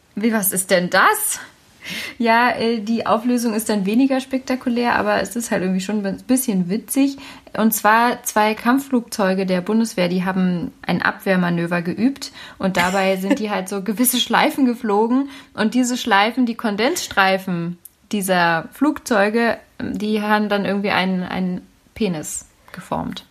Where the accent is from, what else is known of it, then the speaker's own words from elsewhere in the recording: Berlin, Germany; ich bin ja Berlinerin